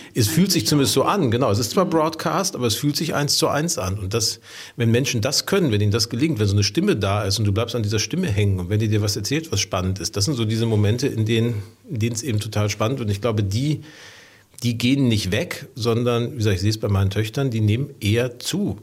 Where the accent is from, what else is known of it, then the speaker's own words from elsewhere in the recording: Ruhr area, North Rhine-Westphalia, Germany; now in Hamburg, Germany; ich bin im Ruhrgebiet groß geworden.